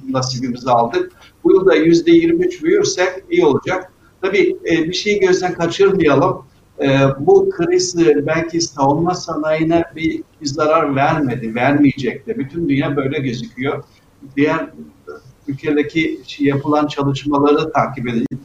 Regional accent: Rize Province, Turkey; Yani bilirsiniz ben e, Rize'liyim, Karadenizliyim ve Karadenizlerde denize yüzmeyi çok severler. 6-7 yaşında boyumuz bir metre, dalganın boyu bir buçuk metre. Tabii Karadeniz dalgalıdır.

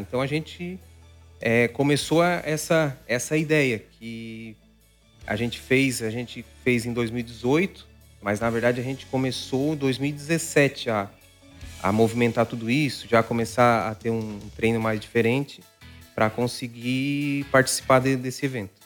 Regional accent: Araranguá, Santa Catarina, Brazil; sou de Araranguá

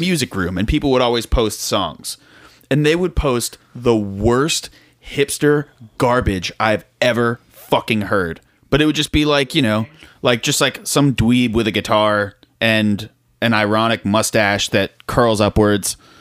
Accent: South Florida, United States; also born or lived in Tallahassee, Florida; I was driving home from Florida State, back to South Florida.

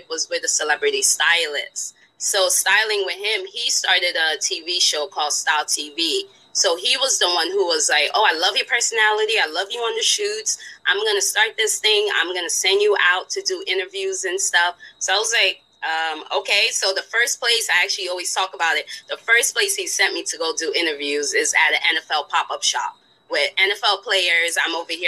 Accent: Spring Valley, New York, United States; moved away as an adult; also born or lived in West Coast; Rockland County, Spring Valley, New York

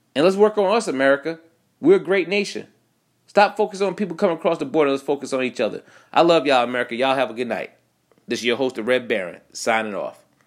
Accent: United States

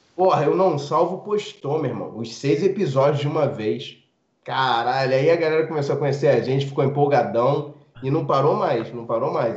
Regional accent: Rio de Janeiro, Brazil; eu nunca saí de Rengo

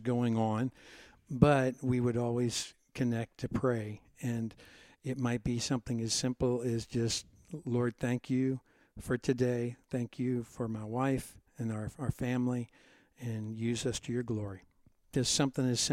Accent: Cincinnati, Ohio, United States; I grew up in Cincinnati, Ohio, about 10 minutes away from you.

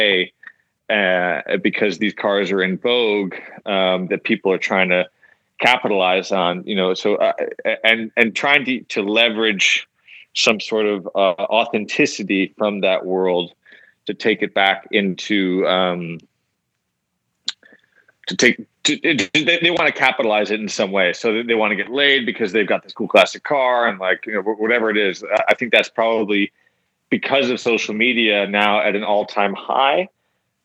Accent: Connecticut, United States; We're from Connecticut

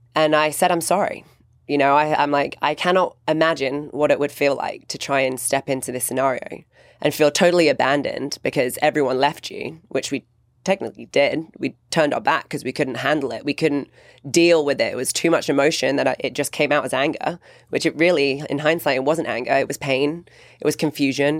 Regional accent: England, United Kingdom; growing up in England

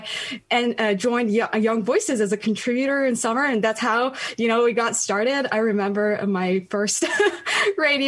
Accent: Tehran, Tehran Province, Iran; English is a second language; moved away as an adult; now in United States; I was born and raised in Tehran

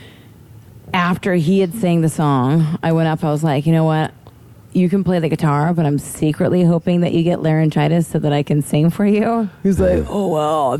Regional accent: Kansas, United States; moved away as an adult; also born or lived in St. John, US Virgin Islands; I am from Kansas

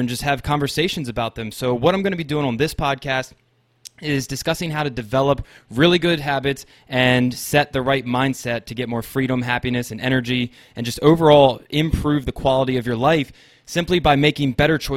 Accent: Maryland, United States; I'm born and raised in Maryland in the United States

